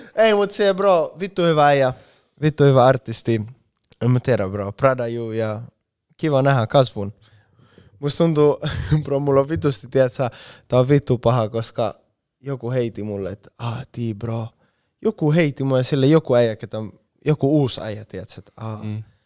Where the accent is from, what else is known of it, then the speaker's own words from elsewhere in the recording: Spain; Finnish is a second language; moved away as an adult; now in Finland; Espanjassa bro, meillä ei ole tollaista meininkiä yhtään